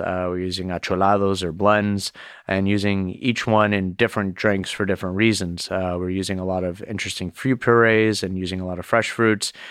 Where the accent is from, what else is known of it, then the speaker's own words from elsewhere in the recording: Miami, Florida, United States; moved away; also born or lived in Boston; growing up in Miami